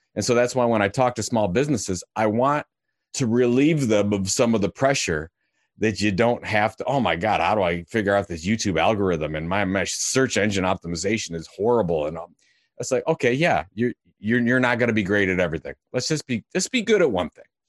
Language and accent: English; Cleveland, Ohio, United States; I'm from Cleveland, Ohio